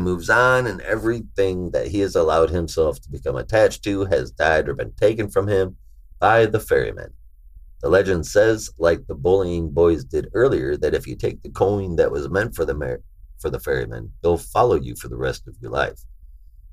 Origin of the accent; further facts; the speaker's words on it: Michigan, United States; I grew up in Michigan, man, so I was right across the water from Canada